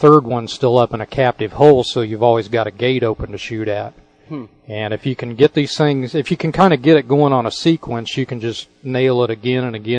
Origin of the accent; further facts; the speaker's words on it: Mattoon, Illinois, United States; I grew up in a town called Mattoon, Illinois